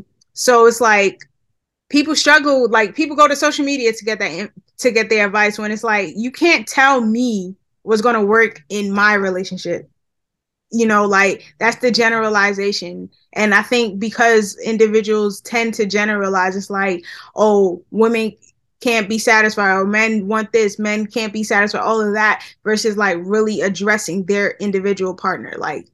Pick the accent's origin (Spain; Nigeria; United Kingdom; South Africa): Nigeria; So I'm Nigerian from the Yoruba tribe, and actually, my parents are pastors, right?